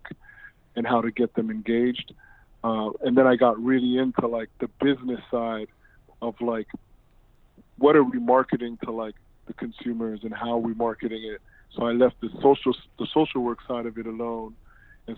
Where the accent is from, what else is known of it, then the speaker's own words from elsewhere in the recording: Toronto, Ontario, Canada; I'm originally from Toronto